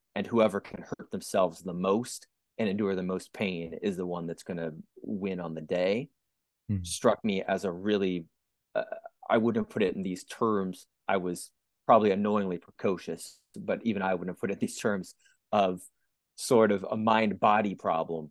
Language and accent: English; San Francisco Bay Area, California, United States; I grew up in the San Francisco Bay Area in the late 80s, 1990s